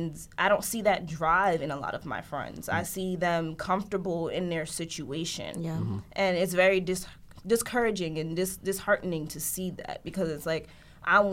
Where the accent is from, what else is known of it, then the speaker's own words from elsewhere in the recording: Paterson, New Jersey, United States; I grew up in Patterson